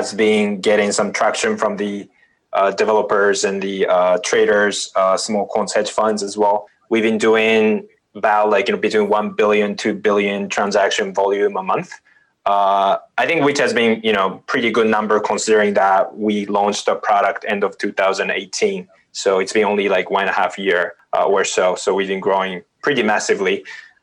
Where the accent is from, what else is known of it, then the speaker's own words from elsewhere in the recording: Osaka, Japan; moved away as an adult; also born or lived in Tokyo, Japan / Kyoto, Japan / Bay Area, United States; now in San Francisco, United States; I'm originally from Osaka, Japan, and grew up there